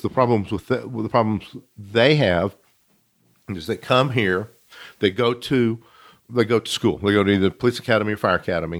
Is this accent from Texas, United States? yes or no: yes; Midland, Texas, United States; also born or lived in Fort Worth, Texas; I grew up here in Midland, born in Fort Worth, moved to Midland when I was a baby